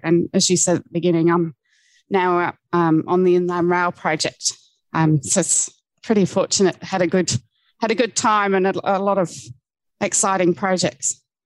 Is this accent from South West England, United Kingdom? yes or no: yes; Cornwall, South West England, United Kingdom; I grew up in Cornwall